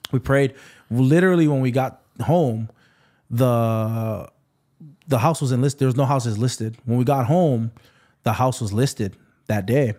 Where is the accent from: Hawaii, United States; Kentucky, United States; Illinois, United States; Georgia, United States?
Hawaii, United States; Waipahu; also born or lived in Waianae, Hawaii / Kapolei, Hawaii; I grew up in Waipahu